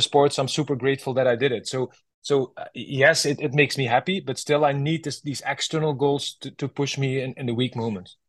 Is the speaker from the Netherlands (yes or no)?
yes; Netherlands; my home country, Holland